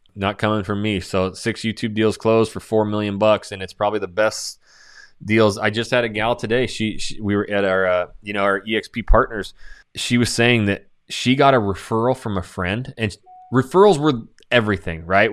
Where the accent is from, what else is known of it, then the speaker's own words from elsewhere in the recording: Coeur d'Alene, Idaho, United States; moved away as an adult; now in Houston, United States; my hometown of Coeur d'Alene, Idaho